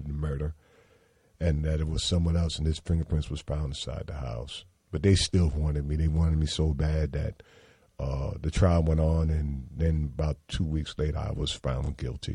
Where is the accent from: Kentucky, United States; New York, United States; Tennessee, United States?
New York, United States; New York City; I was born in Brooklyn, New York, Coney Island Hospital